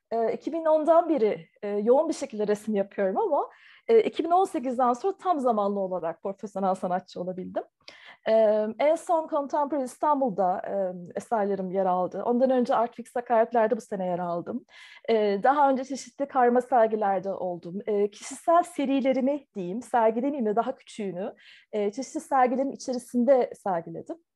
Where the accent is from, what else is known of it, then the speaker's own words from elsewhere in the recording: Taiwan; first language Chinese; also born or lived in Turkey; Türkiye'de doğdum ama Tayvan'da ilkokula başladım. O yüzden e, okuma yazmayı da ilk Çince öğrendim.